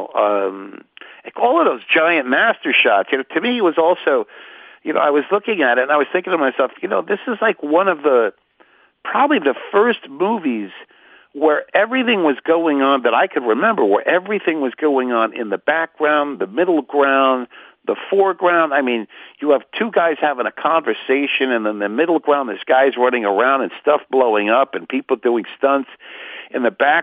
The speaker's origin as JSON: {"language": "English", "town": "Port Chester", "region": "New York", "country": "United States", "moved": "yes", "lives_now": "Los Angeles, United States", "said": "I'm from Portchester, New York. That was my old area code."}